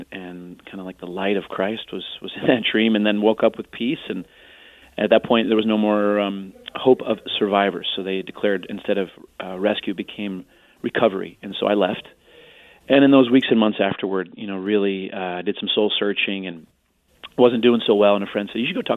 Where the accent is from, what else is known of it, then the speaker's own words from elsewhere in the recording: Carmel, Indiana, United States; moved away as an adult; also born or lived in Arlington Heights, Illinois / Chicago, Illinois; now in New York, United States; I was actually born in Arlington Heights, Illinois, and then I grew up in Carmel, Indiana